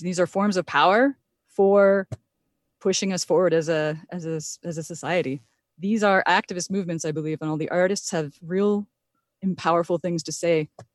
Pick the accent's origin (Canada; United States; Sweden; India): Canada; Point Grondine, Ontario; also born or lived in Wikwemikong; I'm actually from the Point Grandin side on the mainland